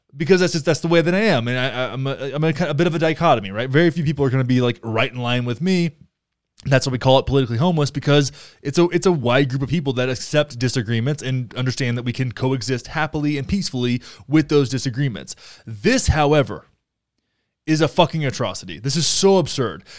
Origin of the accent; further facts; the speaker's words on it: Texas, United States; I grew up in Texas